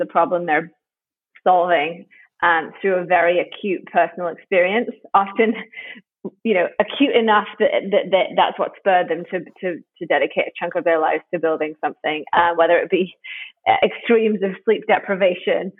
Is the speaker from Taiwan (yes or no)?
no; United Kingdom; now in United States; I'm British